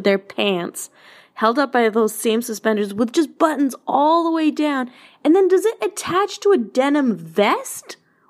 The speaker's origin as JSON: {"language": "English", "region": "Alberta", "country": "Canada", "tie": "born or raised there", "moved": "yes", "said": "So this is an Alberta story. I know I'm away from my hometown, my home province now"}